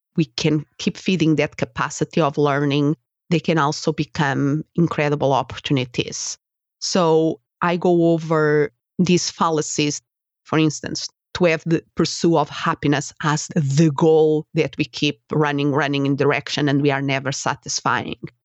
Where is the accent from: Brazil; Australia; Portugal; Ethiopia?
Portugal; English is a second language; moved away as an adult; also born or lived in Spain; now in United States; Portugal is my country of origin, if somebody is wondering about my accent